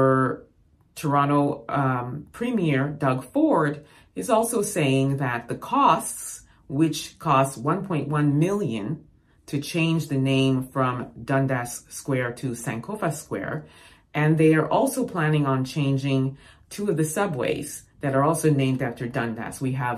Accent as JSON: {"language": "English", "country": "Ghana", "said": "I'm a Ghanaian, proud of that name."}